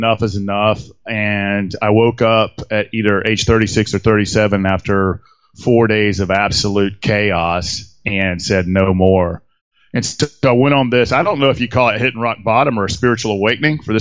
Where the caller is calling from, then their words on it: Atlanta, Georgia, United States; I'm actually about 50 miles outside of Atlanta, Georgia. I actually live in downtown Atlanta